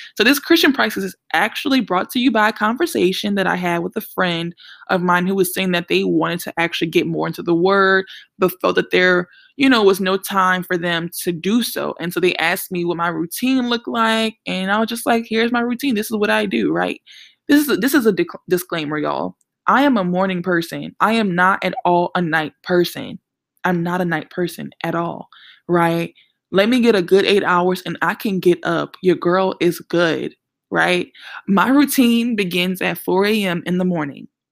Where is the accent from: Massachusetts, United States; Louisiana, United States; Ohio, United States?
Louisiana, United States; New Orleans; I'm from New Orleans